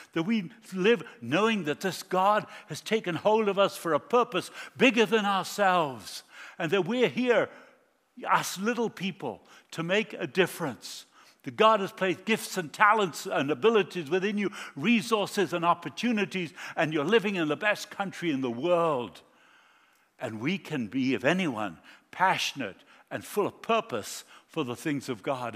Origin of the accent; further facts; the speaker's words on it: Argentina; moved away; I was born in South America. I grew up in Argentina